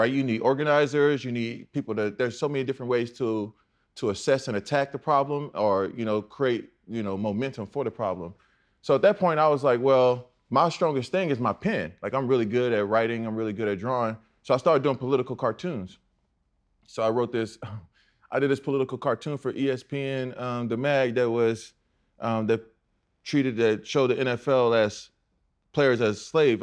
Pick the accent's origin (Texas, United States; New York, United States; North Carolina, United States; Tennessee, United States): Texas, United States; Houston; I'm from Texas, Houston, NASA